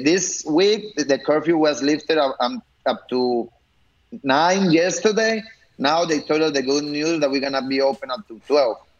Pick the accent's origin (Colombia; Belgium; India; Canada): Colombia; moved away as an adult; I was born here, but I grew up in Colombia, so I study over there